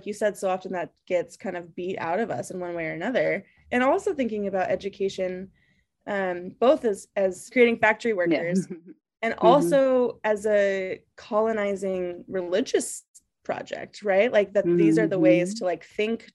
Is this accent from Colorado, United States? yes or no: yes; Colorado, United States; now in Boston, United States; I grew up in Colorado